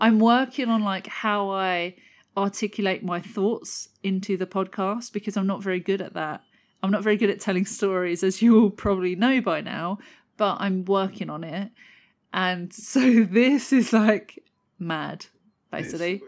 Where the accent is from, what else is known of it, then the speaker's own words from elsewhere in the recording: London, United Kingdom; moved away; I grew up in southeast London as well. I don't live there anymore